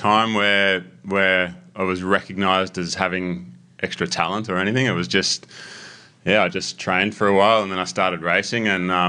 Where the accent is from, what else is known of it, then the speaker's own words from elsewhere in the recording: Langwarrin, Victoria, Australia; also born or lived in Melbourne; I grew up in Langwarrin, which is sort of at the base of the Mornington Peninsula. Near Frankston.